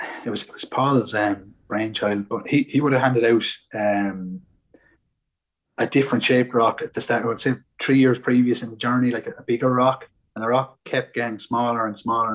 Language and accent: English; Baltinglass, Leinster, Ireland; I'm from Wicklow, just from up the road there in Baldingdass.